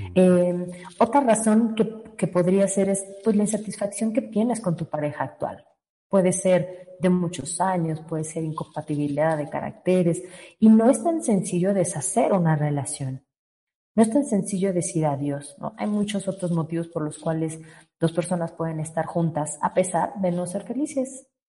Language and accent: Spanish; Guadalajara, Jalisco, Mexico; moved away; Soy tapatía, aunque ya vivo aquí desde hace mucho tiempo.